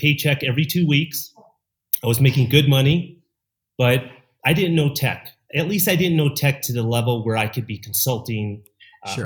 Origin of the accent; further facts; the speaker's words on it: Chicago, Illinois, United States; moved away as an adult; now in Mexico; I'm originally from Chicago and born and raised